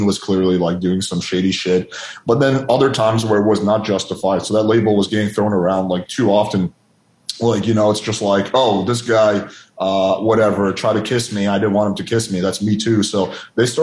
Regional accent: Russia; moved away; When I had a Christian nanny when I was growing up in Russia

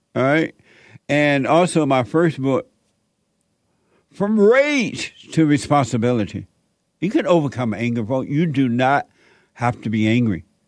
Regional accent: Alabama, United States; born or raised there; moved away as an adult; also born or lived in Los Angeles

